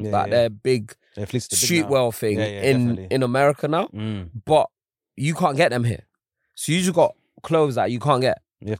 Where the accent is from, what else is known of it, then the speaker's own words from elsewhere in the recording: London, United Kingdom; I'm from Holloway.